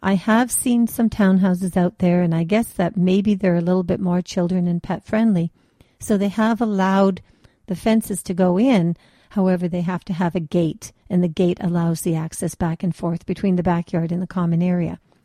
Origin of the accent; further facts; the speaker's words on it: Canada; also born or lived in German ancestry; Canada is very well known for our multiculturalism